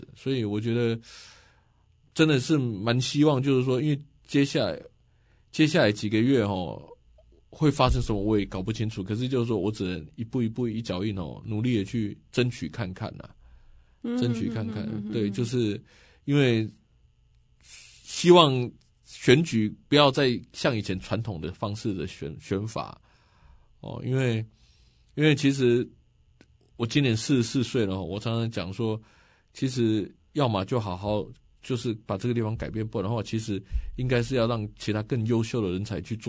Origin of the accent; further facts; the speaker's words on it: Nantou City, Nantou County, Taiwan; also born or lived in Mingjian Township, Nantou County; 我是在呃民间乡万丹村出生的。那后来我就搬到南投市长大。